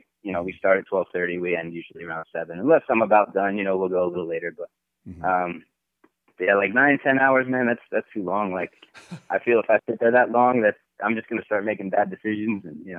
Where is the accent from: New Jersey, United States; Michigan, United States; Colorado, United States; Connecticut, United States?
Colorado, United States; Grand Junction; moved away as an adult; I grew up in Colorado, so I've been snowboarding